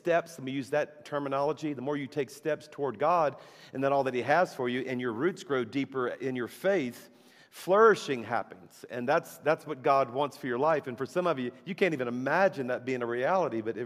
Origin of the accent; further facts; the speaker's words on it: South Louisiana, United States; now in Alabama, United States; our church is in Alabama, but I'm a Cajun from South Louisiana.